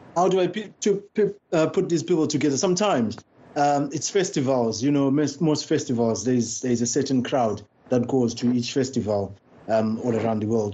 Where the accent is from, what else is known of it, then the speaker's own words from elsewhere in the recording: Bulawayo, Zimbabwe; now in London, United Kingdom; I was born in uh, and raised in Bulawayo.